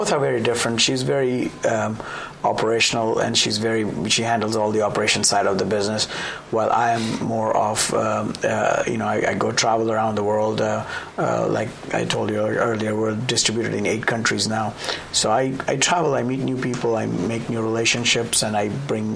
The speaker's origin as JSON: {"language": "English", "country": "India", "tie": "born or raised there", "also_born_or_lived": "Bombay / Hong Kong / Japan", "moved": "as an adult", "lives_now": "United States", "said": "I was born in India"}